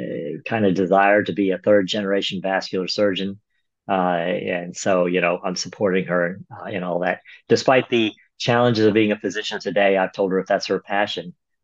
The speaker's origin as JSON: {"language": "English", "town": "Dallas", "region": "Texas", "country": "United States", "tie": "born or raised there", "also_born_or_lived": "Toledo, Ohio", "said": "So I pretty much grew up in Dallas, Texas. I was born in Ohio, of all places, Toledo, Ohio."}